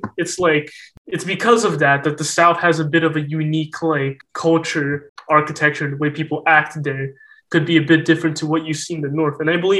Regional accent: Russia; Well, this is my own personal view because I grew up here in Russia.

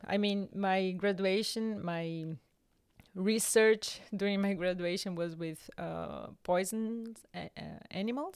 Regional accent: Brazil; moved away as an adult; also born or lived in Rio de Janeiro (state), Brazil (university); now in Germany; I grew up in Brazil, and I don't know one word in Italian

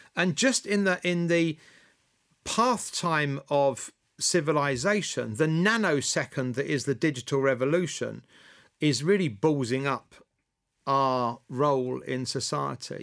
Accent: Scotland, United Kingdom; moved away as an adult; also born or lived in Cincinnati; I'm as Scottish as a Scottish thing

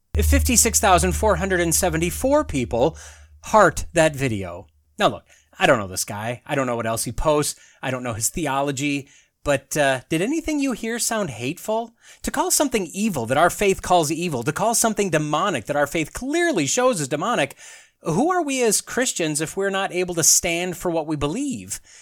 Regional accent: northern Wisconsin, United States; despite my growing up years in northern Wisconsin

